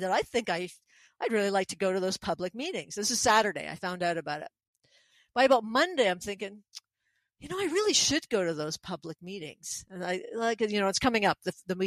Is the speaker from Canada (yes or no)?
yes; Quebec, Canada; moved away as an adult; also born or lived in Montreal / Nova Scotia; now in Pincher Creek, Canada; I'm from Quebec as well. I speak French